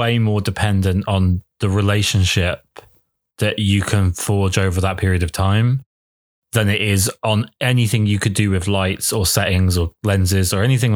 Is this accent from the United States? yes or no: no; United Kingdom; I'm British